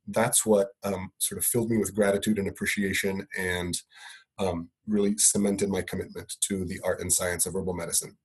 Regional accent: Italy; I grew up in Italy

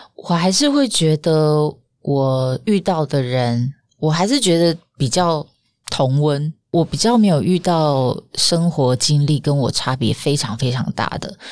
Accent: Pingtung County, Taiwan; accent: southern; now in Taipei, Taiwan; 因为我是屏东人

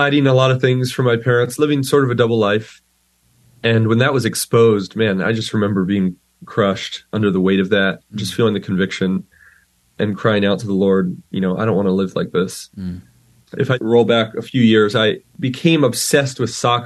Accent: Pennsylvania, United States; I, like you said, grew up in Pennsylvania

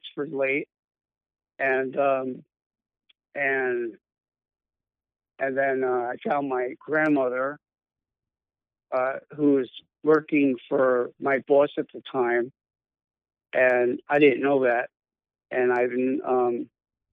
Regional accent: New York City, New York, United States; I'm originally from New York City. I was born and raised.

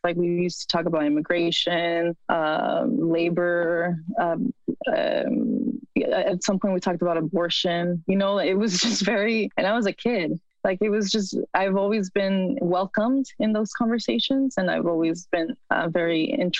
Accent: Mexico; now in United States; To say that I'm also American, it's very, I mean, both are very political terms, right?

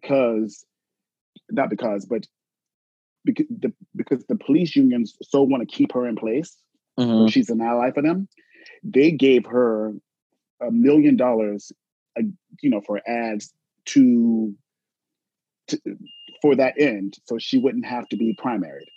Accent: Columbia, South Carolina, United States; I was raised in Columbia, South Carolina

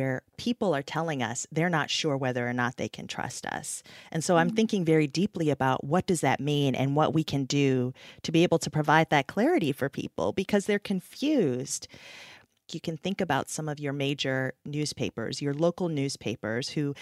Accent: United States; I'm an American

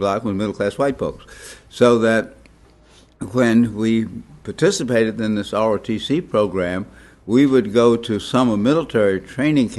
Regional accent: Washington, District of Columbia, United States; I grew up in Washington, D.C., and Washington, D.C. was an interesting place

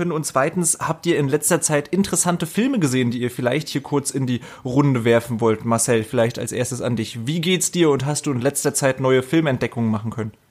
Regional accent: Rostock, Mecklenburg-Vorpommern, Germany; now in Potsdam, Germany; Ich wohne mittlerweile äh, ja in Potsdam, also bei Berlin. Aber ich, ich komme aus Rostock. Ich bin in Rostock aufgewachsen und geboren und so weiter.

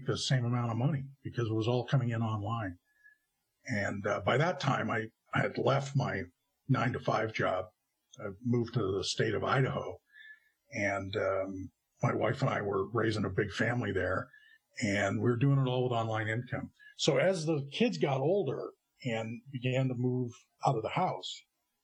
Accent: Canada; moved away as an adult; also born or lived in California, United States; I emigrated from Canada to California

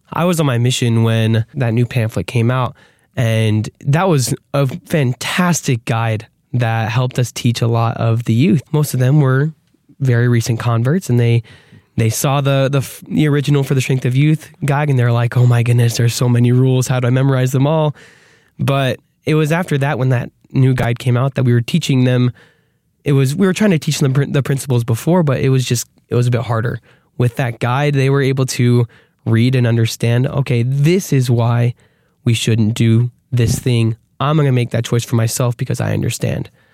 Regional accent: Arizona, United States; we're from Arizona

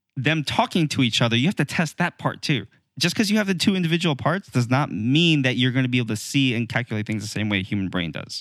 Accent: United States; as an American

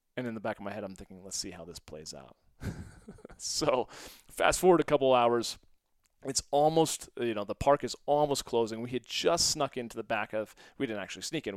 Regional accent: St. Louis, Missouri, United States; also born or lived in Westport, Connecticut; we moved from Westport, Connecticut to Saint Louis

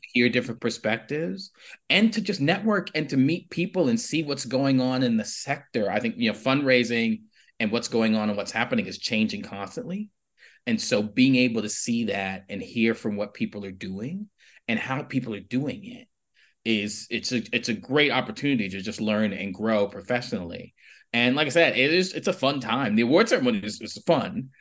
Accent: New York City, New York, United States; moved away as an adult; now in Edinburgh, United Kingdom; I grew up in Harlem

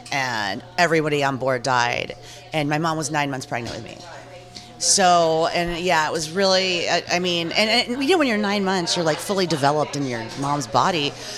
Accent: Jackson, Mississippi, United States; born there; I was born in Jackson, Mississippi, and my father was a civil rights activist, which was not a popular thing to be in 1975 in Mississippi at all.

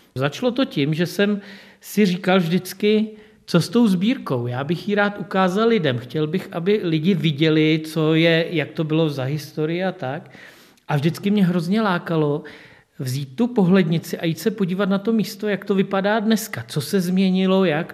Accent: České Budějovice, South Bohemian Region, Czechia; já jsem se už narodil v Budějovicích

